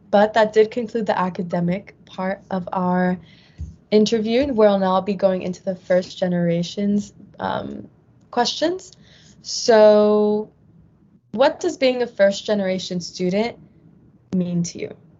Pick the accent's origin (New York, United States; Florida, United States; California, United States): California, United States; San Fernando Valley; I'm from the San Fernando Valley